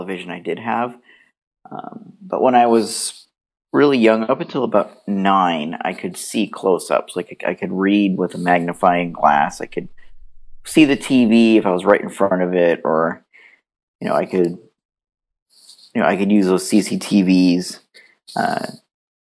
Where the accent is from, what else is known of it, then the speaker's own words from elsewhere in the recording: Brampton, Ontario, Canada; also born or lived in Bracebridge / Barrie; I was born in Brampton